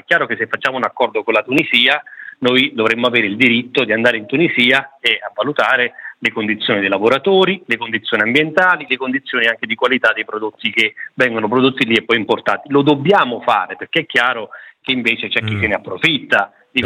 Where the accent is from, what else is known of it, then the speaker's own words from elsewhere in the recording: Campania, Italy; Io sono campano